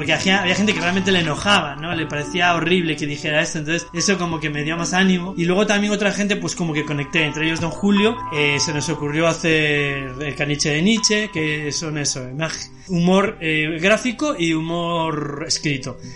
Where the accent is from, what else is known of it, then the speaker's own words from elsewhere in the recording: Lugo, Galicia, Spain; moved away as an adult; also born or lived in London; now in Madrid, Spain; yo soy de Lugo y me pasé toda mi infancia y adolescencia en Lugo